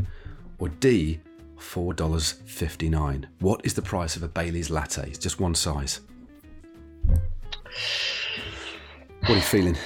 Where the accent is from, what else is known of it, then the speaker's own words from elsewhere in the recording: Derby, East Midlands, United Kingdom; my hometown of Derby, which is in Derbyshire, not far from Nottingham